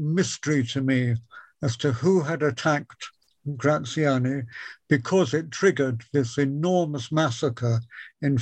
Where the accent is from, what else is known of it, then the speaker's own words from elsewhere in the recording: Wisbech, East of England, United Kingdom; I grew up in Wisbeach and I attended the ancient Wisbeach Grammar School